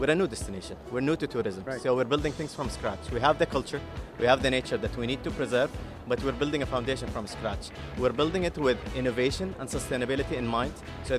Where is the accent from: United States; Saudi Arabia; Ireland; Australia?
Saudi Arabia; Jeddah, Makkah Province; I'm Saudi, but I am from Jeddah, I'm biased to Jeddah.